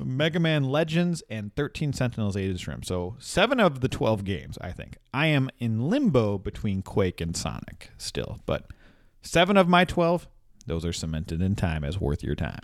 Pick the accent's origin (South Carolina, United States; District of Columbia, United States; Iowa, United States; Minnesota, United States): Minnesota, United States; We're from Minnesota